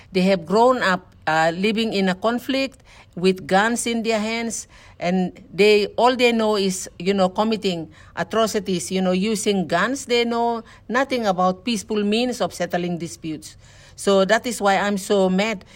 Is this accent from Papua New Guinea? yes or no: yes; Bougainville, Papua New Guinea; our people in Bougainville